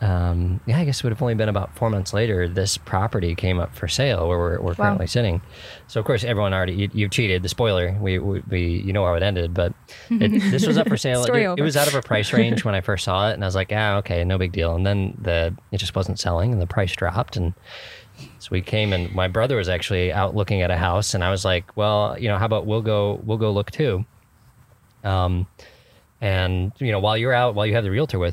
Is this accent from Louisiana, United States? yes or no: no; Warrenville, Illinois, United States; I grew up in Warrenville.